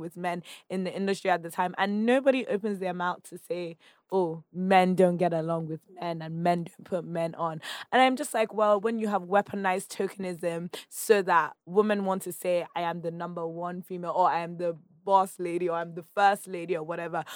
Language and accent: English; Nigeria; accent: Nigerian; moved away as an adult; I was speaking my Nigerian accent